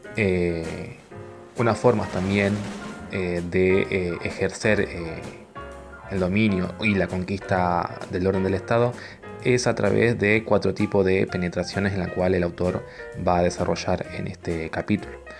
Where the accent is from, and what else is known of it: Argentina